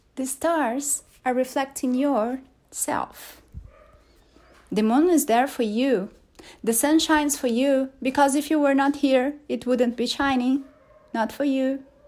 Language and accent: English; Brazil; English is a second language; there's a joke we make here in Portuguese in Brazil, because in Brazil we don't speak Brazilian, we speak Portuguese.